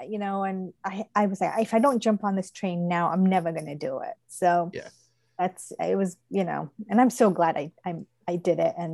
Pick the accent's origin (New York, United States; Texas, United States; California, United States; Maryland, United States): Maryland, United States; Odenton; I'm from Odenton, Maryland. So about oh, yeah. 20 minutes uh, away from Annapolis, Maryland.